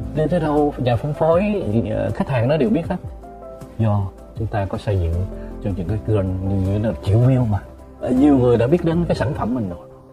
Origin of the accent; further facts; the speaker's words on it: Vietnam; mình là người Việt Nam